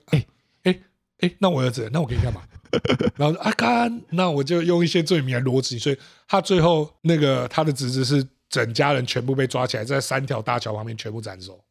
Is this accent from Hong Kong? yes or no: no; Taiwan; 我从台湾来